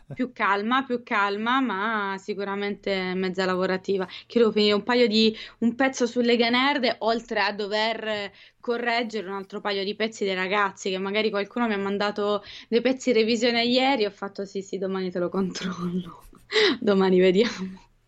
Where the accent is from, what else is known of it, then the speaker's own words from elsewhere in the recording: Italy; noi italiani